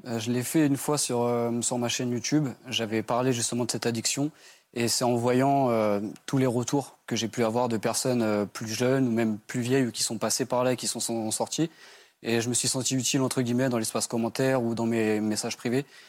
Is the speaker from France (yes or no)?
yes; Brittany, France; j'ai 27 ans et j'ai grandi en Bretagne.